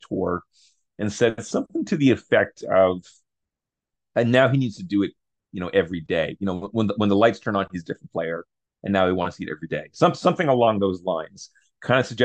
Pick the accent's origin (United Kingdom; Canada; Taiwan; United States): Canada; we're Canadian